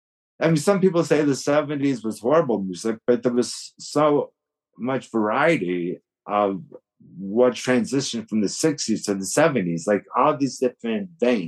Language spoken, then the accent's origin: English; Buffalo, New York, United States; I was from Buffalo